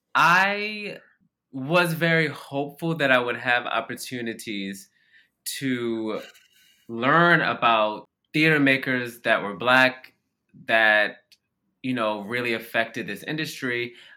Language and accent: English; Baltimore, Maryland, United States; I grew up in Baltimore, Maryland, which is a largely black city